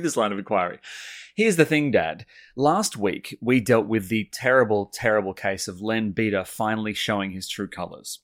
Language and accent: English; Sydney, New South Wales, Australia; growing up in Sydney